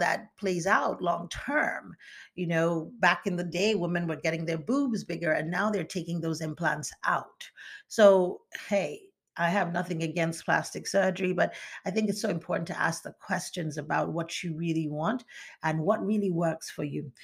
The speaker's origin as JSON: {"language": "English", "region": "eastern Nigeria", "country": "Nigeria", "tie": "born or raised there", "also_born_or_lived": "United States", "moved": "yes", "said": "I am from the eastern part of Nigeria"}